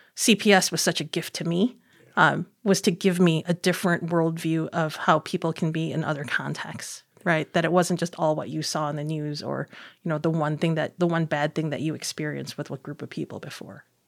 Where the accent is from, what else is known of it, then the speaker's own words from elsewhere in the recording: Chicago, Illinois, United States; I was born and raised in Chinatown.